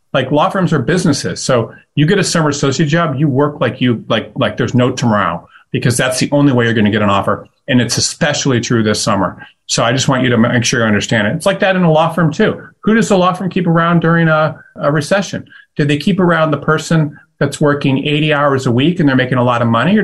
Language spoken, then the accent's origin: English; Detroit, Michigan, United States; I'm from Detroit